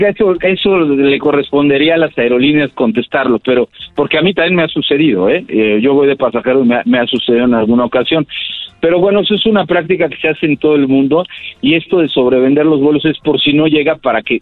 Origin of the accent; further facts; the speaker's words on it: Mexico; Entonces esto realmente nos afecta directamente a los mexicanos y a las aerolíneas mexicanas.